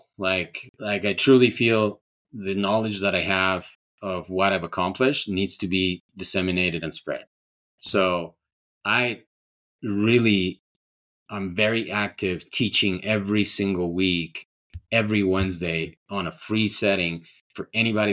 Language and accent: English; Ecuador; also born or lived in California; now in Colorado, United States; I'm from Ecuador